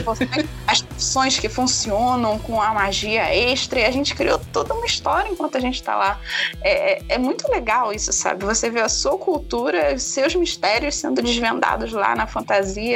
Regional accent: Rio de Janeiro, Brazil; eu sou carioca

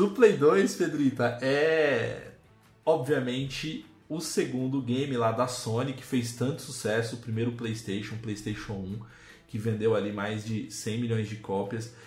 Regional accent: Brazil; nós, como bons brasileiros

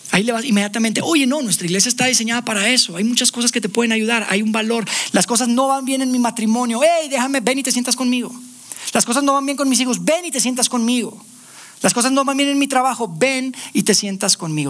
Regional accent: Monterrey, Nuevo León, Mexico; now in Mexico City, Mexico; Viviendo ya acá en Ciudad de México, nosotros somos de Monterrey.

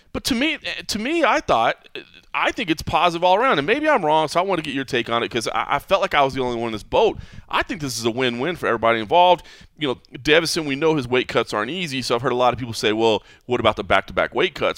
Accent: Dallas, Texas, United States; being born and raised in Dallas

